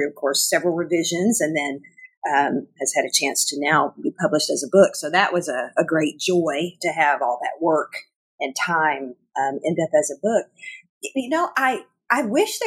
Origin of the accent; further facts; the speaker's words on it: northern Arkansas, United States; moved away as an adult; also born or lived in Chicago, Illinois; now in Springfield, Missouri, United States; I grew up, obviously, by my accent. I grew up around in northern Arkansas